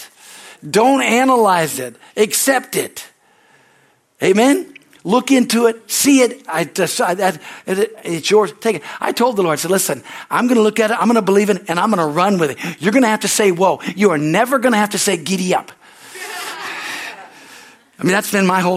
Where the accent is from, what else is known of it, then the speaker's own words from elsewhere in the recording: California, United States; I came from California